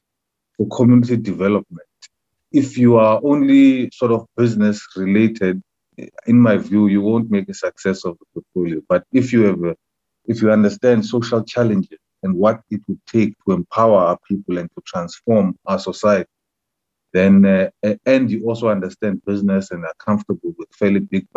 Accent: Alice, Eastern Cape, South Africa; English is a second language; also born or lived in East London / Free State; I'm from the Eastern Cape. I was born in a small town called Ellis, which is where the Investor Forte is.

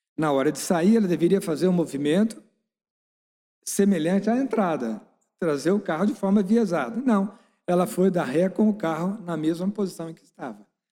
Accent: Brazil; nós que somos brasileiros

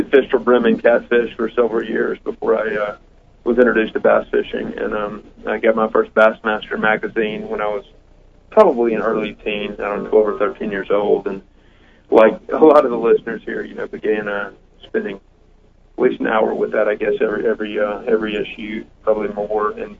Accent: Knoxville, Tennessee, United States; also born or lived in Shoals area, Alabama; I was born in Knoxville, Tennessee

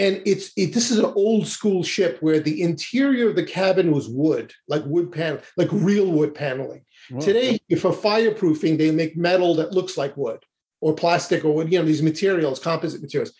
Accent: New York City, New York, United States; moved away; also born or lived in Boca Raton, Florida; I'm originally born and raised in Brooklyn, New York

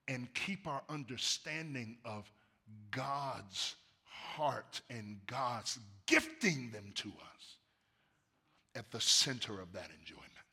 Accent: United States

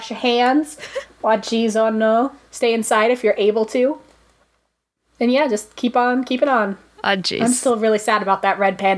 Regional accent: United Kingdom; And by the way, we're British.

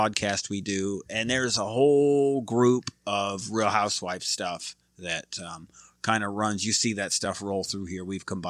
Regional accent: Michigan, United States; now in Dallas, United States; So I'm a Red Wings fan because I'm from Michigan, but we're in Dallas

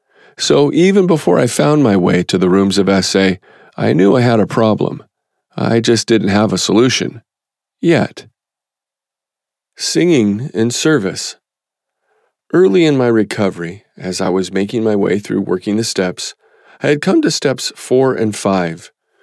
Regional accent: Midwest, United States; I grew up in the American Midwest in a musical family.

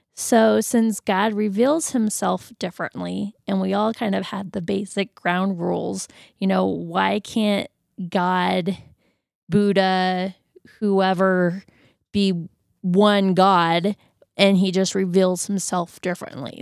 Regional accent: Florida, United States; moved away; I'm originally from Florida

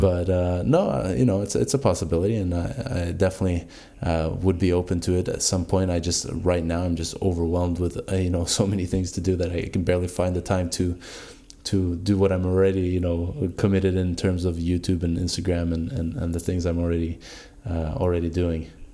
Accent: Norway; moved away; I come from Norway

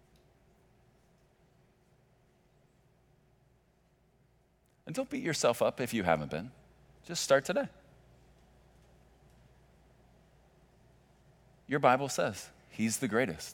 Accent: Chicago, Illinois, United States; moved away; I grew up in Chicago during my, what I call formative years, athletically

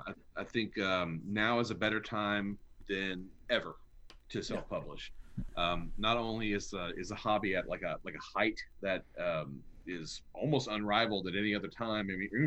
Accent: Arkansas, United States; we're from the same state.

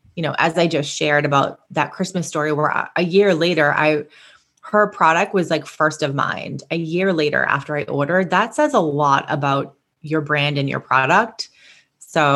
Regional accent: Boston, Massachusetts, United States; my hometown in Massachusetts, in Boston

